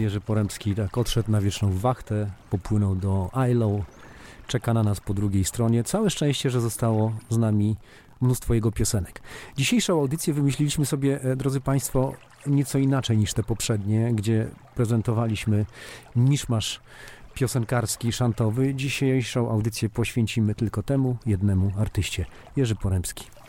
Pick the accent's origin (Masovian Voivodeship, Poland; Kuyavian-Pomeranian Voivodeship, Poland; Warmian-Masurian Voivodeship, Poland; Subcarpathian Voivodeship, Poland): Warmian-Masurian Voivodeship, Poland; Bartoszyce; Osobiście ja pochodzę z Bartoszyc, tam założyliśmy zespół.